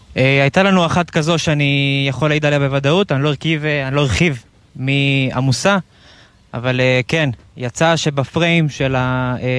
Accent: Central Israel, Israel; אני 33 מהמרכז

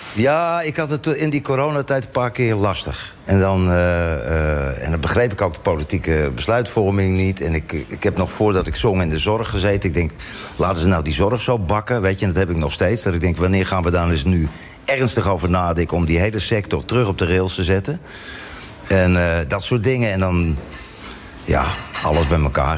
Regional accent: Netherlands; now in Cape Town, South Africa

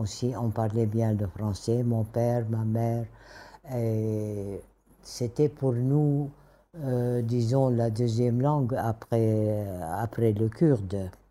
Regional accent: Damascus, Damascus Governorate, Syria; first language Kurdish; French is a second language; moved away as an adult; also born or lived in Kirkuk, Iraq; now in Erbil, Iraq; j'ai grandi à Damas

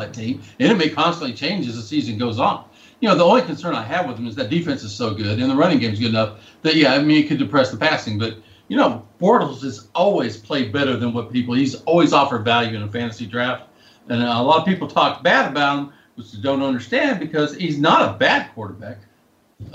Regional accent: Whitehouse, Texas, United States; he played high school football at my hometown

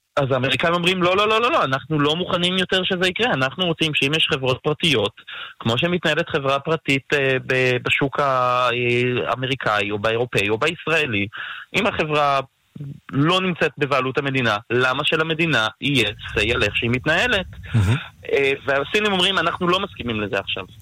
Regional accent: Israel; ואנחנו כישראלים

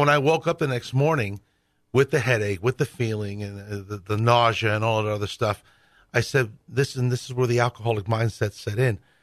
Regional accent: New York City, New York, United States; moved away; I grew up Catholic in New York City

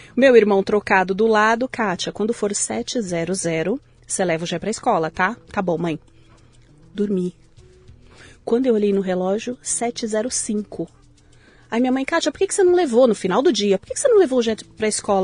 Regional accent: São Paulo, Brazil; now in São Caetano do Sul, Brazil; Eu nasci em São Paulo

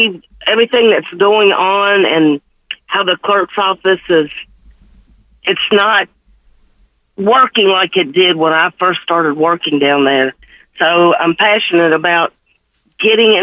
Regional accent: Memphis, Tennessee, United States; I'm born and raised in Memphis, been here my whole

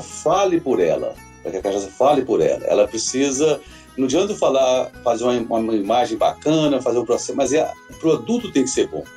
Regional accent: Caputira, Minas Gerais, Brazil; moved away as an adult; also born or lived in Belo Horizonte; Eu sou aqui natural de Caputira, deixei a cidade aqui há mais de 30 anos, quando eu fui para Belo Horizonte

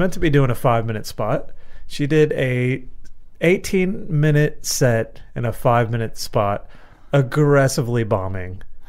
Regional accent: United States; moved away; a guy I grew up with in the States

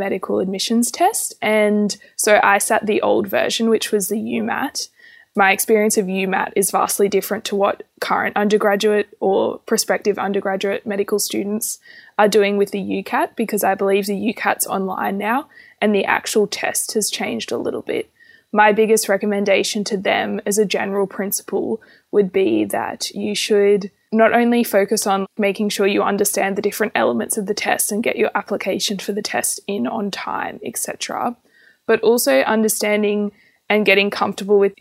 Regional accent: Australia; I'm from a rural area

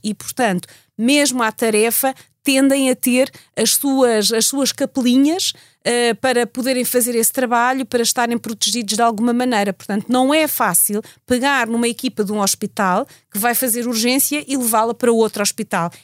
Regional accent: Portugal; somos portugueses

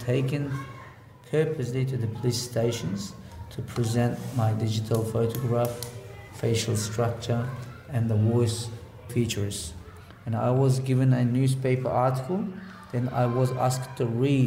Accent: Hotan, Xinjiang, China; English is a second language; moved away as an adult; my hometown, which is Khotan

